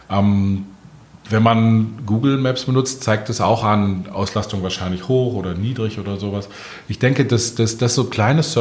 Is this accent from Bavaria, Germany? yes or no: no; Berlin, Germany; Und man, man schimpft als Berliner ja immer gerne über die BVG.